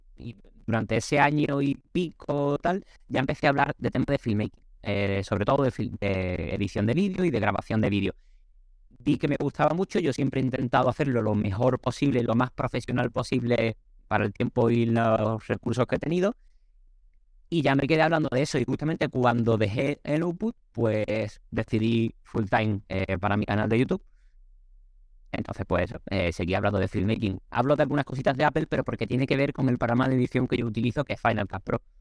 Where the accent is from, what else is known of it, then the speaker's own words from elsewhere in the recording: Cádiz, Andalusia, Spain; soy de Cádiz, soy del sur de España